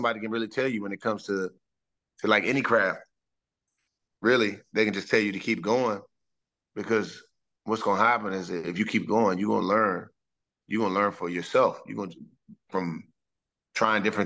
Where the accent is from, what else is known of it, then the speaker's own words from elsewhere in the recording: Washington, District of Columbia, United States; I grew up a Commanders fan, and being able to get picked up and play in my backyard, my hometown